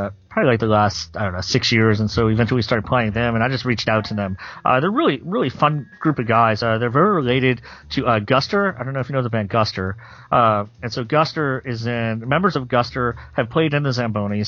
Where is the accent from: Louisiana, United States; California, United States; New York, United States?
Louisiana, United States; moved away as an adult; now in Nashville, United States; growing up in Louisiana